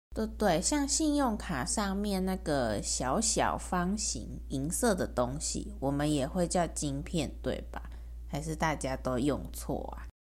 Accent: Taiwan; 我们台湾人在国外时

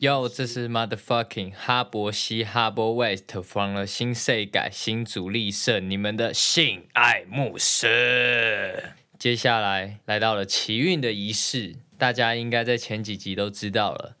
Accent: Zhongli, Taoyuan, Taiwan; 我从小到大在中立生活的

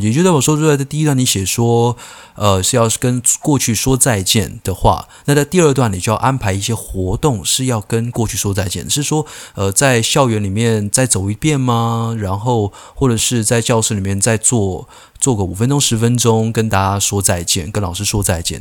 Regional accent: Keelung, Taiwan; 我是基隆人，所以我那时候我读的国小呢，在一个，呃，小山坡上面

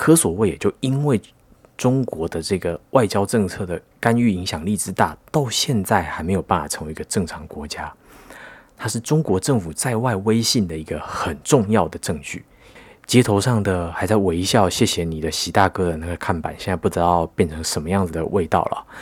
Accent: Taiwan; 那你作为一个台湾人

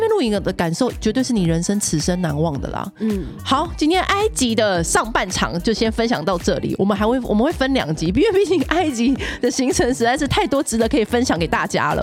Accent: Taiwan; 我们台湾人很沉迷水晶

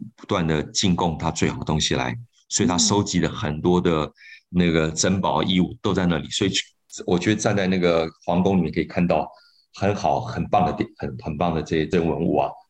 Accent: Taiwan; 我们台湾人在台湾

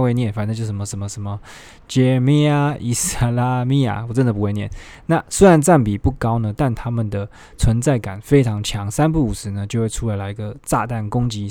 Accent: Taiwan; now in Philippines; 我们台湾

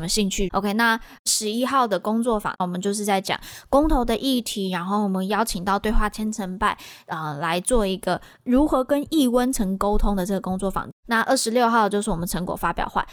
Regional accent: Taiwan; 我们台湾这边的行动跟进度

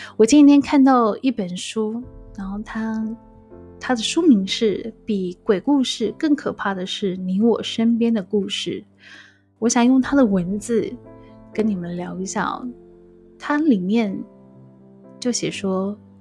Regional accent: Taiwan; moved away as an adult; also born or lived in Macau; 一样来自台湾，然后到澳门工作

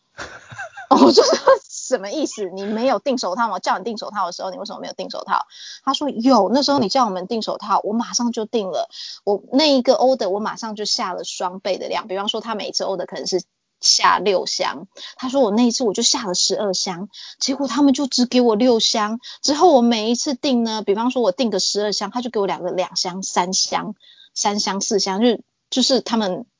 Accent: Taiwan; also born or lived in New South Wales, Australia; now in Australia; 我去年六月是想要回台湾一趟，因为刚好我奶奶过世

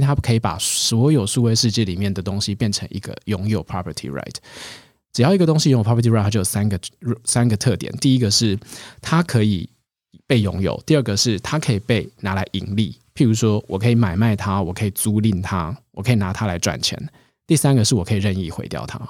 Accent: Taiwan; 我们台湾人能够想到的就是，哎，你去想到一个 idea，我用最低的成本

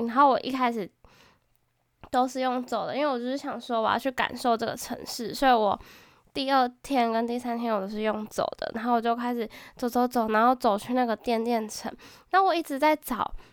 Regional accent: Taiwan; 我是台湾人

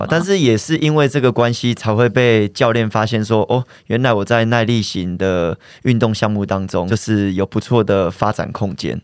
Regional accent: Changhua, Changhua County, Taiwan; 我们家住的地方刚好就是在彰化的南窑宫，就是嗯。那个妈祖庙的附近

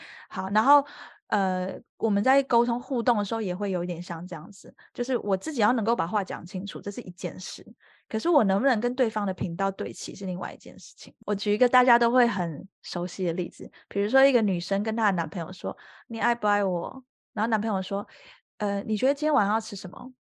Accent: Taiwan; now in France; 我自己就是台湾人出生嘛

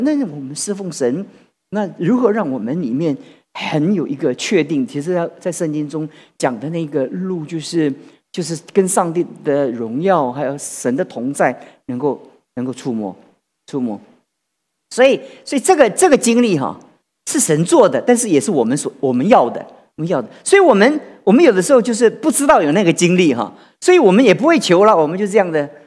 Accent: Taiwan; 我们台湾人

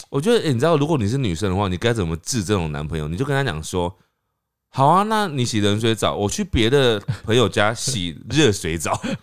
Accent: Taiwan; 我们台湾人去香港的时候

